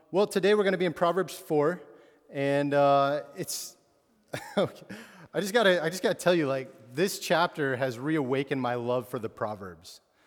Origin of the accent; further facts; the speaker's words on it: Absarokee, Montana, United States; moved away; I grew up in Montana, uh, which is a huge state with no, not many people